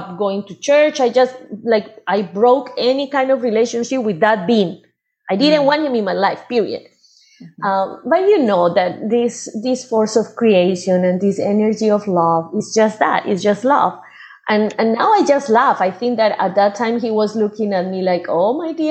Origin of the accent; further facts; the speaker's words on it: Medellín, Antioquia, Colombia; moved away as an adult; now in United States; I was born in Medellin